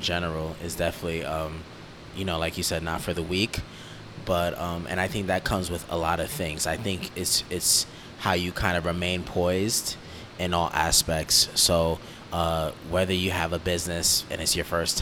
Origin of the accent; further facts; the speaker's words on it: New York City, New York, United States; I'm in Queens, so we're both from New York